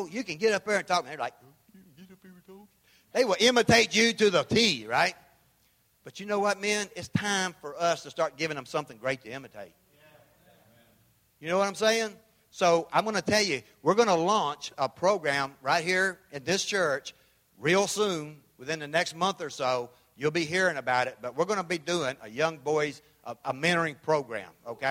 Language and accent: English; Memphis, Tennessee, United States; I'm from Memphis